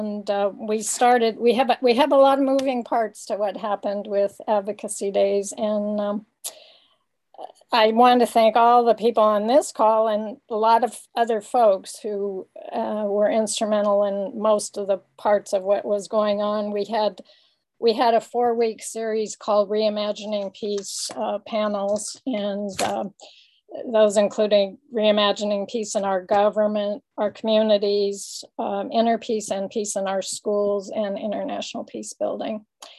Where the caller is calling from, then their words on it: Berkeley, California, United States; I'm calling in from Ohlone Land, which also includes Berkeley, California.